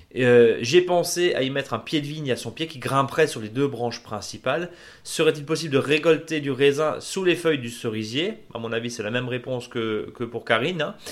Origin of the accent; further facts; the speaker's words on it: Alsace, Grand Est, France; chez nous en Alsace